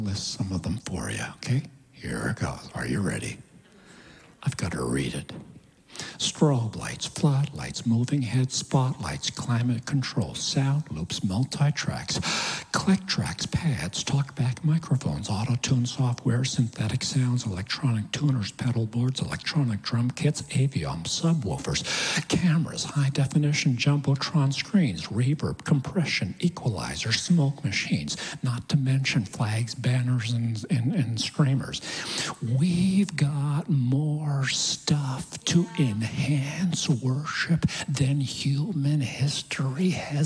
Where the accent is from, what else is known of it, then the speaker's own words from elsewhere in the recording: Kansas City, United States; I come from Kansas City